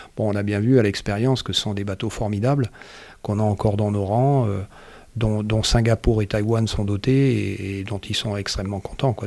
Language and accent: French; Marseille, Provence-Alpes-Côte d'Azur, France; moved away; j'ai grandi à Marseille.